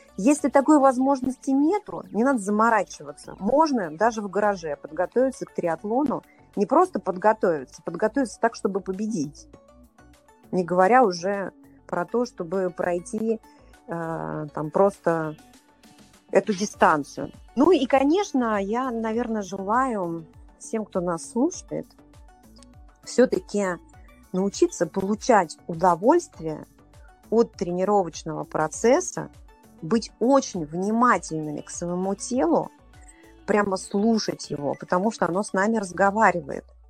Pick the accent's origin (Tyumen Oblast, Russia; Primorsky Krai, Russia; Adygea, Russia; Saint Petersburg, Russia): Saint Petersburg, Russia; moved away as an adult; now in Moscow, Russia; я сама из Питера, я жила в Питере до 36 лет. И вот 10 лет я живу в Москве